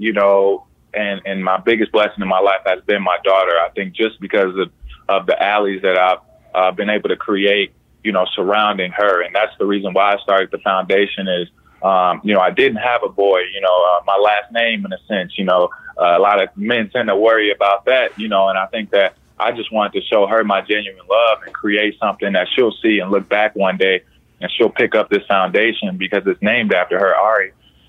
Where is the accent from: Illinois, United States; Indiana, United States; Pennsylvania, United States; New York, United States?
Indiana, United States; Born and raised in Indiana, yeah.